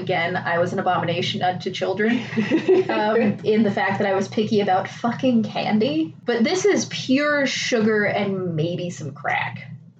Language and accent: English; Missouri, United States; I'm from Missouri